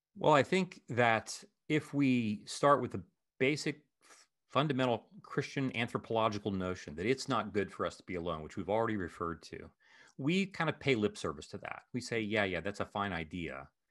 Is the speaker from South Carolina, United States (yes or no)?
no; Ohio, United States; moved away; Columbus is the capital of my home state of Ohio.